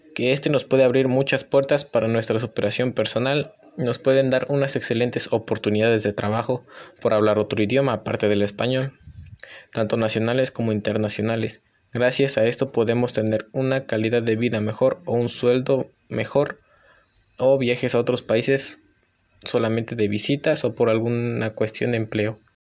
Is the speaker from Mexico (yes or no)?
yes; Mexico; nuestras culturas y tradiciones como mexicanos